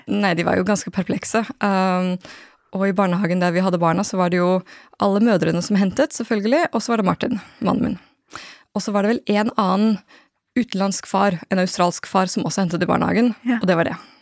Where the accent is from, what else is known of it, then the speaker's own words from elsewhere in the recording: Norway; also born or lived in Japan; født og oppvokst i Norge